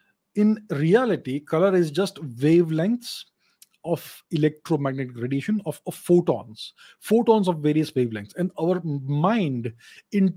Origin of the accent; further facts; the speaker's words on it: India; I'm Indian